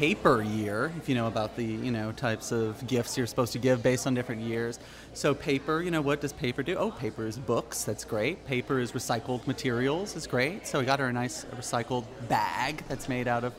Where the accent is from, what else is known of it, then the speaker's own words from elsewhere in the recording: Lafayette, Louisiana, United States; I grew up in Lafayette